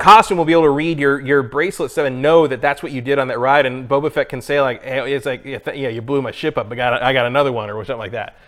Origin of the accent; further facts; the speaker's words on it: San Mateo, California, United States; I was born down the peninsula, mm-hmm. and I think I was born in San Mateo.